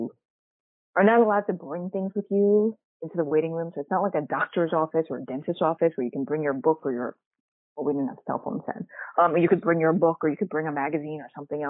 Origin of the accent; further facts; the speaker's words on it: New York City, New York, United States; I grew up in Queens, New York